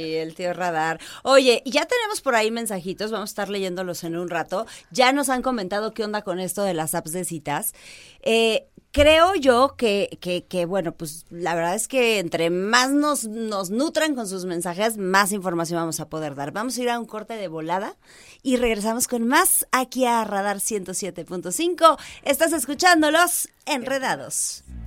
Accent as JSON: {"language": "Spanish", "country": "Mexico", "said": "somos mexicanos"}